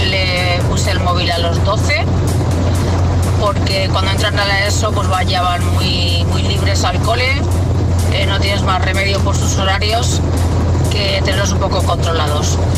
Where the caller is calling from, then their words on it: Valencia, Valencian Community, Spain; Soy … de Valencia.